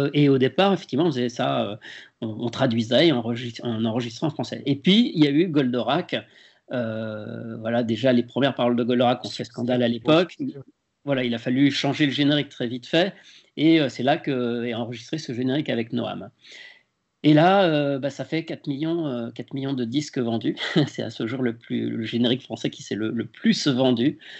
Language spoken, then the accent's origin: French; Lyon, Auvergne-Rhône-Alpes, France; moved away as an adult; now in Paris, France; j'étais même encore à Lyon parce que je suis originaire de Lyon et ce n'est qu'au bout d'un an que je suis monté à Paris